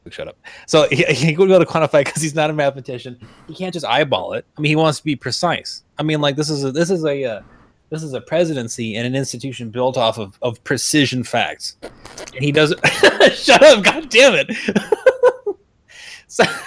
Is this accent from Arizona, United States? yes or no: yes; Arizona, United States; we're both from Arizona